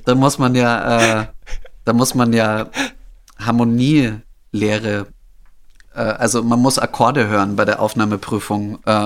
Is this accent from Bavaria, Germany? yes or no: yes; Holzhausen, Bavaria, Germany; moved away; also born or lived in Wolfratshausen / Berlin; ich wurde geboren in Wolfratshausen. Das ist, äh, das okay. da irgendwo in der, also das ist auch nicht so weit weg von Holzhausen, aber ich bin aufgewachsen eben in ja. Holzhausen